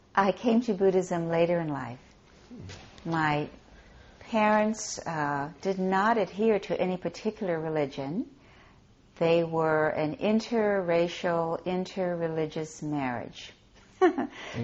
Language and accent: English; Hawaii, United States; a small temple in the village that we grew up in in Hawaii